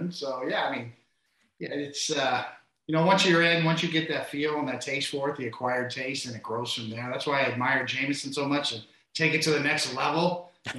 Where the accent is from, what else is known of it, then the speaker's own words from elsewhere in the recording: Kansas City, Missouri, United States; moved away as an adult; now in New York City, United States; I'm a kid from Kansas City. I'd never been to New York before I got there, and that was 35 years ago. I never left